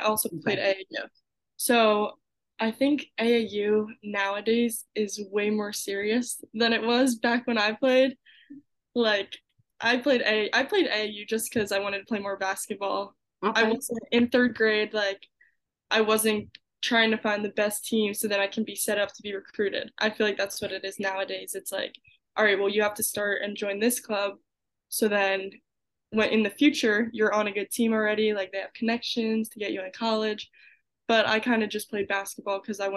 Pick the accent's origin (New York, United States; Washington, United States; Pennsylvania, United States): Pennsylvania, United States; Collegeville; I'm from Collegeville, PA.